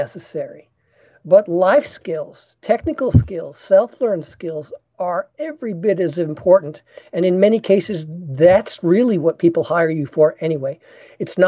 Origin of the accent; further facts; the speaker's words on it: Long Island, New York City, United States; moved away as an adult; also born or lived in Boulder, Colorado / Oregon; I grew up in New York City. I was raised on Long Island